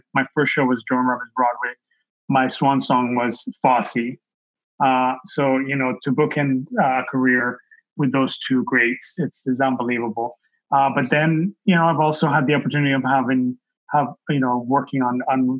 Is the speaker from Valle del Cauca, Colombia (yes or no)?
yes; Cali, Valle del Cauca, Colombia; also born or lived in Toronto, Canada; now in New York City, United States; I was born in Cali, Colombia. My family immigrated to Canada in the mid-70s.